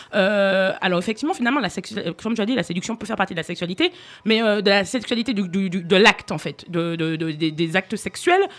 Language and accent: French; Martinique; now in France; quand j'étais enfant en Martinique